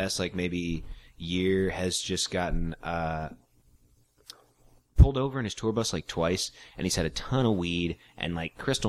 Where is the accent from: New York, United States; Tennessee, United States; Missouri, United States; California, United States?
Missouri, United States; St. Louis; now in Chicago, United States; St. Louis. St. Louis, Missouri.